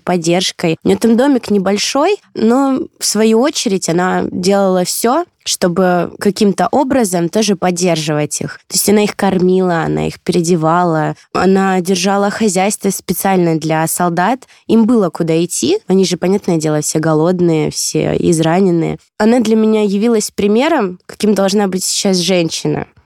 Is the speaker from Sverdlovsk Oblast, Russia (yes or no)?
no; Belgorod Oblast, Russia; я родом тоже из Белгородской области